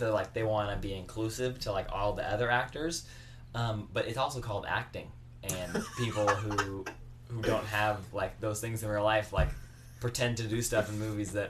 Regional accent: California, United States; I'm from California. My blood's basically blue.

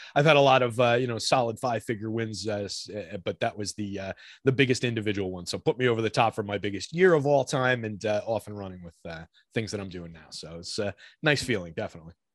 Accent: New Jersey, United States; also born or lived in New York / Georgia; now in Jersey City, United States; we moved back up here to, uh, Central Jersey where I grew up

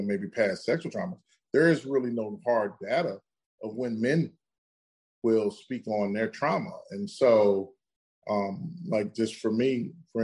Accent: Midwest, United States; I grew up in the Midwest in America

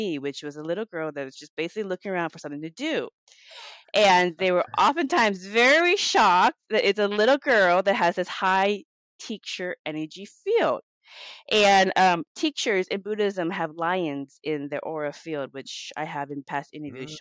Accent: Laos; now in Seattle, United States; I'm from Laos. I'm Laotian, and I live here in the United States, in Seattle, Washington.

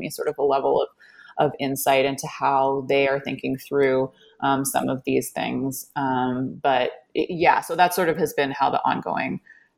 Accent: Canada; Like, I'm Canadian, for example, so I can't vote

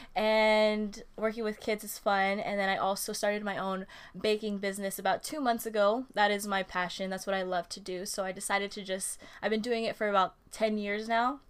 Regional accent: Oxnard, California, United States; also born or lived in Oahu, Hawaii; I am an Oxnard native

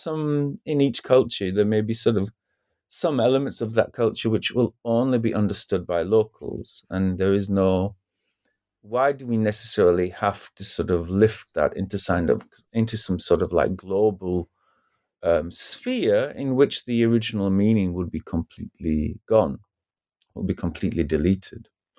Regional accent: United Kingdom; for example, as a British person, to use a first world example, right?

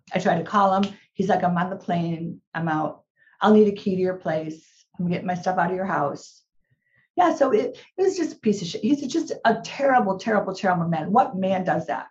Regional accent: Illinois, United States; now in California, United States; I was prepared to move back to Illinois. My daughter's there now. That's where my family is.

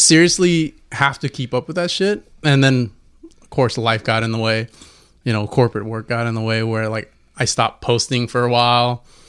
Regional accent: Fontana, California, United States; we're from Fontana, so, you know, we got we got that culture behind us

